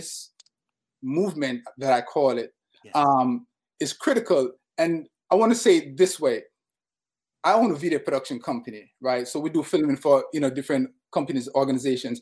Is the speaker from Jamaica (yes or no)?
yes; Jamaica; now in Harlem, New York, United States; I'm originally from Jamaica